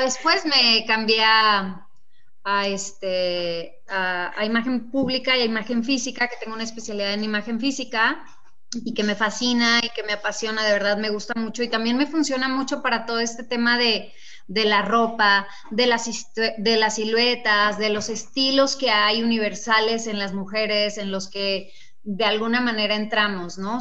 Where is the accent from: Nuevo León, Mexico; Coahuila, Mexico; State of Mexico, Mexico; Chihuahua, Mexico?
Chihuahua, Mexico; Casas Grandes; moved away as an adult; now in Mexico City, Mexico; Pues soy de Chihuahua, efectivamente, nací en Casas Grandes, sacando de mi tierra tengo 22 años viviendo en la Ciudad de México.